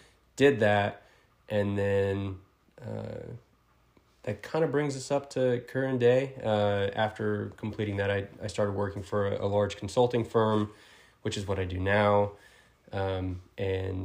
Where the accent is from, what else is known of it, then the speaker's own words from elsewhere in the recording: Oklahoma, United States; moved away as an adult; I was born in Oklahoma, raised in Oklahoma, moved around within the state a little bit growing up